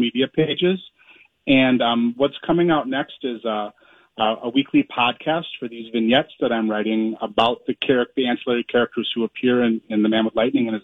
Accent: Minneapolis, Minnesota, United States; I grew up in South Minneapolis.

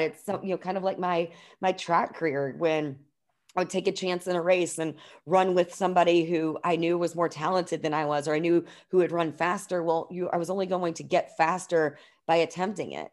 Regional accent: New Albany, Indiana, United States; I grew up in New Albany, Indiana, like, just outside of Louisville, Kentucky, So, I am pretty much a born and raised Hoosier

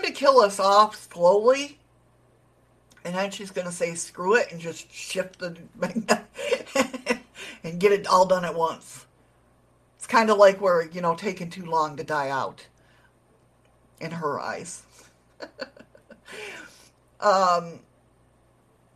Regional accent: New York, United States; now in Alaska, United States; I'm a New Yorker. I'm from New York. I'm from New York

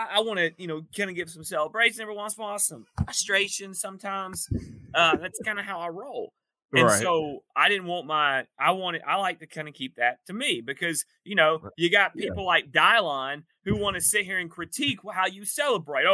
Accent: East Point, Georgia, United States; I'm a Georgia man. I'm an Atlanta man. I was born in East Point, ATLian.

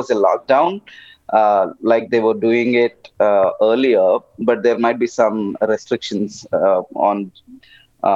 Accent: Telangana, India; I am from the South India, southern part. I come from a state called Telangana, which has around 40 million people.

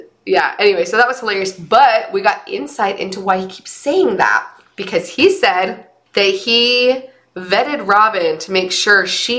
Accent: St. George, Utah, United States; I was raised in St. George

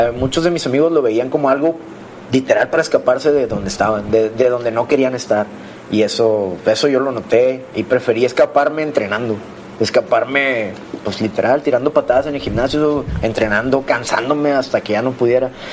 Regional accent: San Nicolás de los Garza, Nuevo León, Mexico; crecí allá en San Nicolás con mis papás

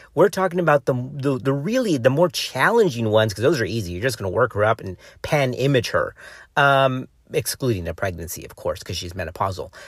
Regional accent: Texas, United States

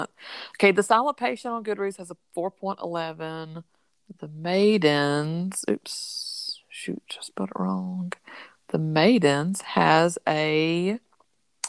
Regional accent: the South, United States; I'm from the South

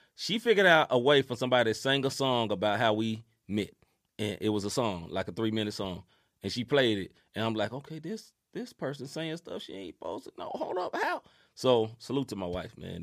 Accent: New Jersey, United States; I'm from Jersey

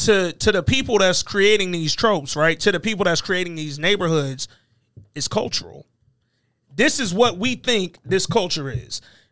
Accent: Alabama, United States; born there; my sister was born and raised in Dayton. She wasn't even born in Alabama like me.

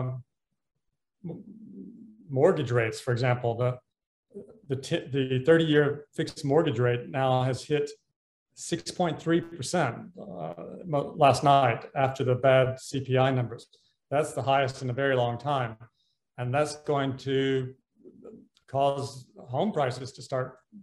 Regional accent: United States; moved away as an adult; also born or lived in Hong Kong / London / Washington; I'm an American, but I have spent most of my career working in Asia. I moved to Hong Kong in 1986

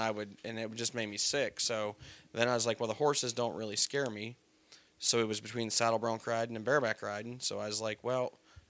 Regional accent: Ocala, Florida, United States; moved away; also born or lived in Davie, Florida; I was born in Davie

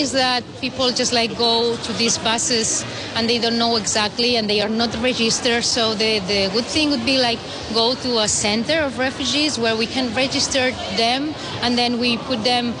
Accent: Barcelona, Catalonia, Spain; English is a second language

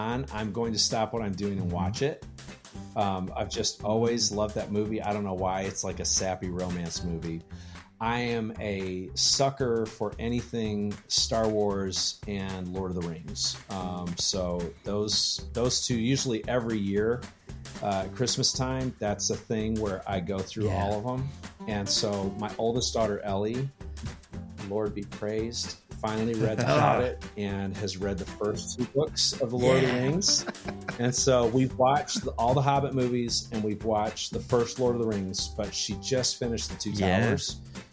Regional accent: Detroit, Michigan, United States; I'm from Detroit

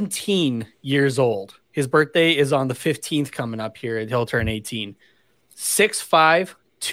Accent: Canada; as a Canadian.

